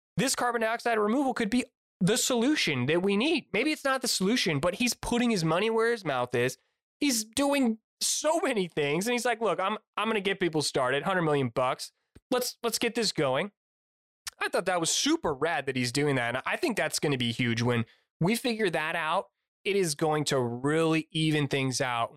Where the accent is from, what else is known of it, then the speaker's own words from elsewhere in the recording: United States; I'm an American through and through